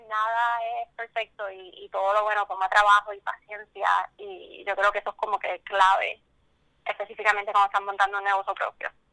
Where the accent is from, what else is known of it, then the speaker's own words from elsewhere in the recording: Puerto Rico; que uno mismo como puertorriqueño lo apoye